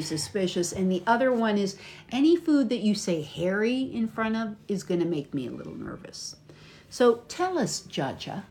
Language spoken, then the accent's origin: English; United States; from the United States.